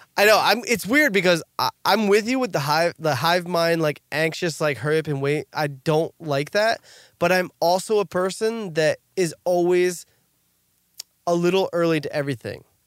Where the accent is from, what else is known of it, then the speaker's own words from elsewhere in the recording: New Jersey, United States; we're from New Jersey